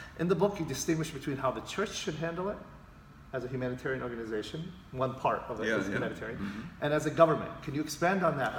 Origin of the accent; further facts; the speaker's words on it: Jordan; moved away; I come from the Middle East, pastor, from Jordan.